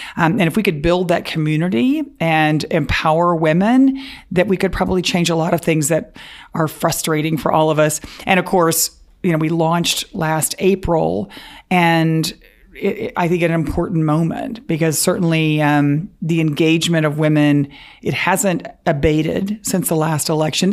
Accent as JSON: {"language": "English", "town": "Dallas", "region": "Texas", "country": "United States", "tie": "born or raised there", "also_born_or_lived": "Waco, Texas", "said": "We, we grew up in Dallas."}